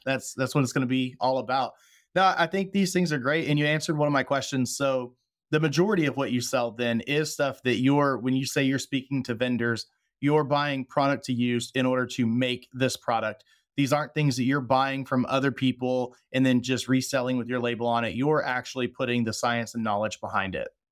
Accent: Texas, United States; moved away; my home state of Texas

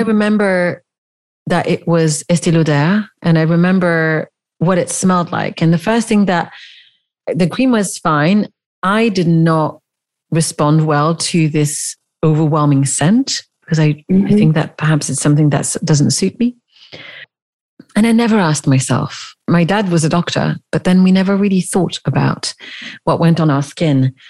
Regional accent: Switzerland; I grew up in the Swiss countryside

